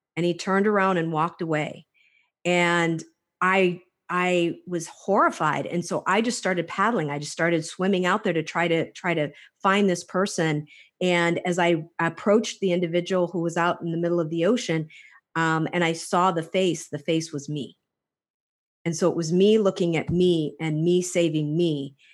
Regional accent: Hawaii, United States; also born or lived in Clawson, Michigan; I was actually raised on the islands. I was, uh, started off on Oahu

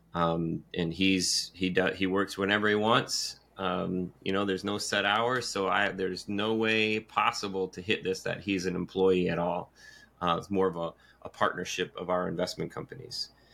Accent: Michigan, United States; now in Carolinas, United States; growing up in Michigan

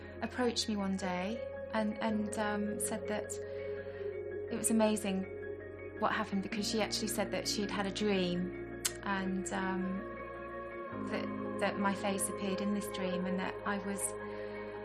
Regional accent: Staffordshire, West Midlands, United Kingdom; I grew up in Staffordshire.

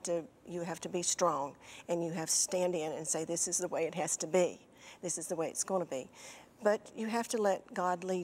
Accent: the mountains of Virginia, United States; moved away as an adult; also born or lived in Winston-Salem, North Carolina / Nashville, Tennessee; I grew up in Virginia, in the mountains of Virginia

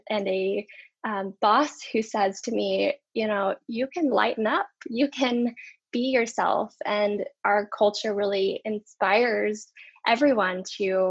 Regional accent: Dallas, Texas, United States; moved away as an adult; also born or lived in Phoenix, Arizona; now in California, United States; growing up in Texas, where things are a lot different

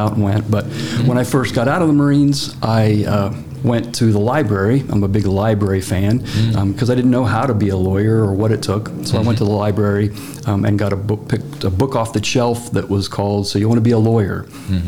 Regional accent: Hoopeston, Illinois, United States; I am from Illinois, Central Illinois, from a little town called Hoopston, up near Danville, Champaign-Urbana area.

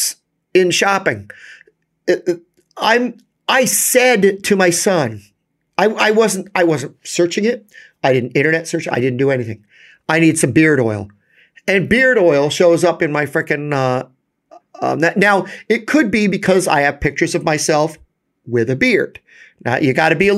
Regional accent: New York, United States; As a New Yorker

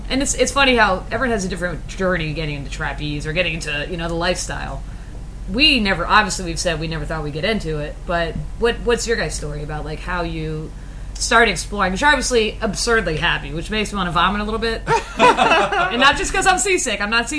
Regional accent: Midwest, United States; We're from the Midwest. We don't know. Is this natural?

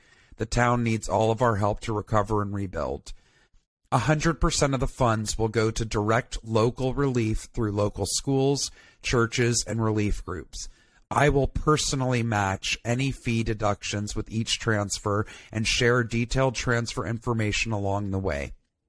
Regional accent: Atlanta, Georgia, United States; also born or lived in Tuscaloosa, Alabama; I grew up in Atlanta.

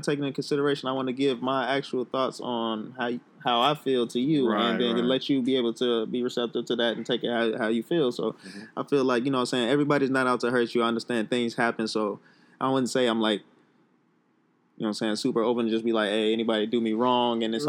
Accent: United States; Being a black man, just growing up in America

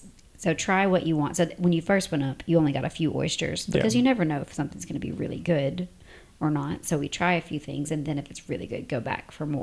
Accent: the South, United States; moved away as an adult; now in United Arab Emirates; we're from the South

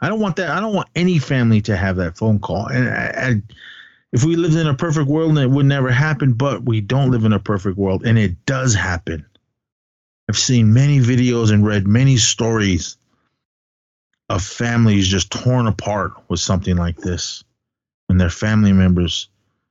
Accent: Oakland, California, United States; also born or lived in Arizona; I'm full blood Navajo from Arizona. That's where my family, my blood is from. I grew up in the Bay Area. I'm Oakland, straight up East Oakland represent

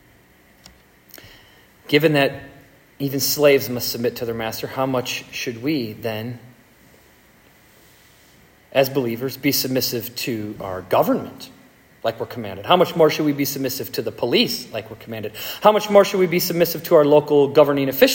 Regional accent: United States; we are free Americans

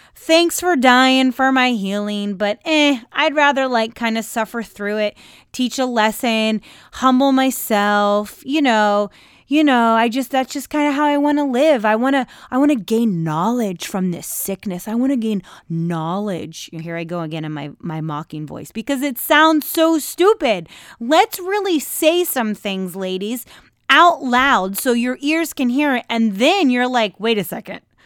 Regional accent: United States

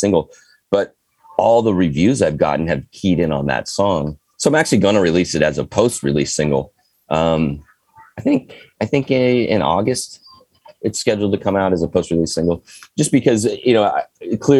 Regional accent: California, United States; moved away; I've lived all over the place, but I'm back in California and I was raised in California

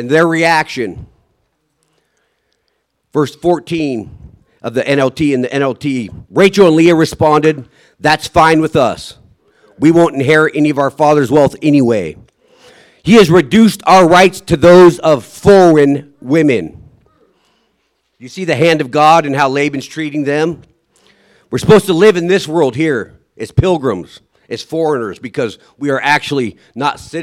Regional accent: Sitka, Alaska, United States; I was born in Sitka, Alaska, 1975, September 8th.

